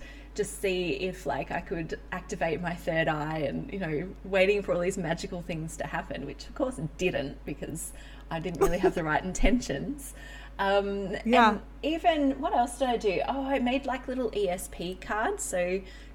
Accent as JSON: {"language": "English", "town": "Melbourne", "region": "Victoria", "country": "Australia", "tie": "born or raised there", "said": "I grew up in Melbourne, Australia"}